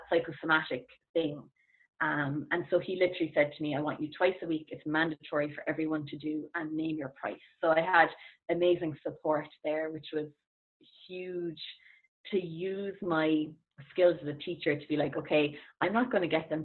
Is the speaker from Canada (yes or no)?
no; Ireland; as Irish people